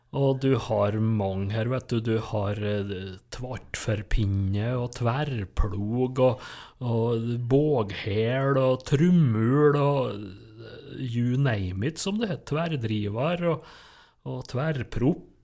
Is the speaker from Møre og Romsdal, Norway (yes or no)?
yes; Nordmøre, Møre og Romsdal, Norway; på Nordmøre, der jeg kommer ifra